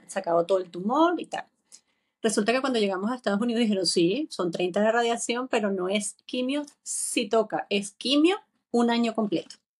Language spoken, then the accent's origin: Spanish; Venezuela; moved away as an adult; also born or lived in Chicago, United States; now in Madrid, Spain; Yo voy a regresar a Venezuela pronto